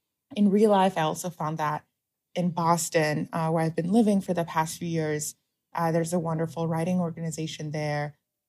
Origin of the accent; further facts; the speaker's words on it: Shanghai, China; bookstores in Shanghai when I was growing up, or in the form of DVDs and movies and TV shows that growing up in China, I had a very easy access